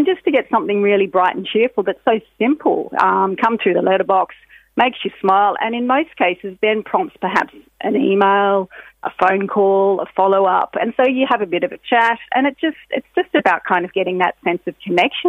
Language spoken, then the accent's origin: English; Australia; moved away as an adult; now in Ireland; I, as you might hear from my accent, I'm Australian. I've lived in Ireland for 20 years, and my husband's also Australian.